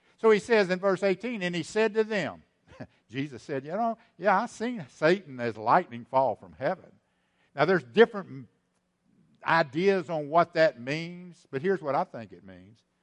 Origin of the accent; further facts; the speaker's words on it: East Texas, United States; I'm from East Texas. I can use that weird language